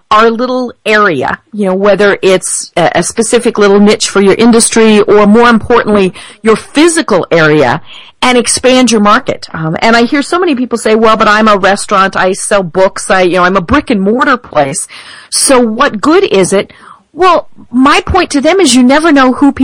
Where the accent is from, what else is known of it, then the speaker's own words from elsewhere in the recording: Denver, Colorado, United States; I am from Denver.